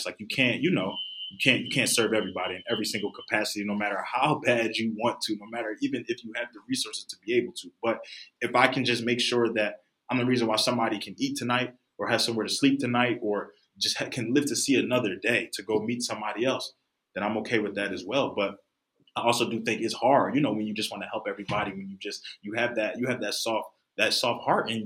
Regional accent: Philadelphia, Pennsylvania, United States; I come from Philadelphia

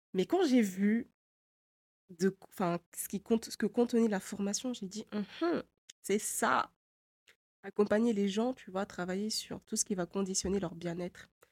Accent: Mayotte; moved away as an adult; also born or lived in Poitiers, France; j'ai grandi avant, enfin jusqu'à mes 7 ans et demi, à Poitiers. Et après, on est rentré à Mayotte définitivement

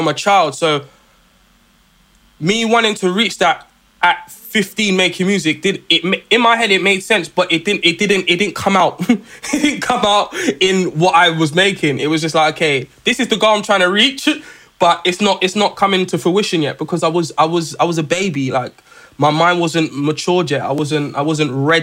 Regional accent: London, United Kingdom; I come from South London

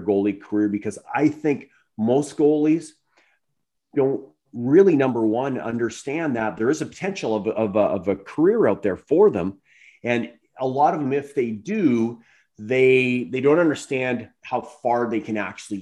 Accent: Ontario, Canada; I'm actually from Ontario originally

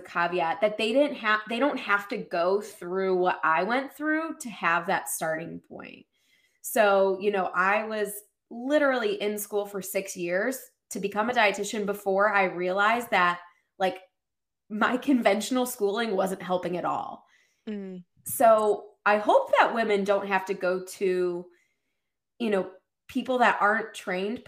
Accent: Ohio, United States; now in Boston, United States; I grew up in Ohio

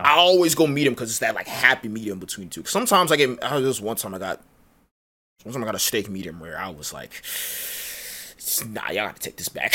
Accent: Nigeria; I am Nigerian.

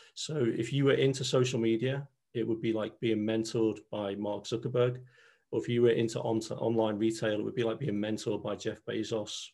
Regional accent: Liverpool, North West England, United Kingdom; accent: Scouse; moved away as an adult; I'm a Scouser, born and bred in Liverpool

